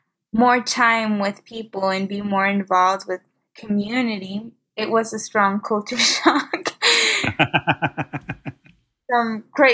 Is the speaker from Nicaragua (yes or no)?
yes; Nicaragua; moved away; I grew up in Nicaragua, in a third world country.